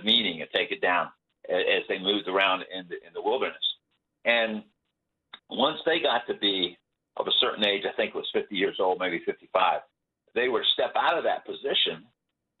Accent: South Florida, United States; I grew up in South Florida.

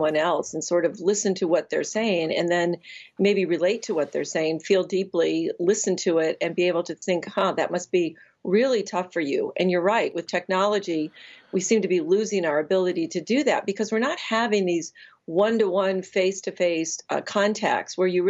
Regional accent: Chicago, Illinois, United States; I'm a Chicagoan

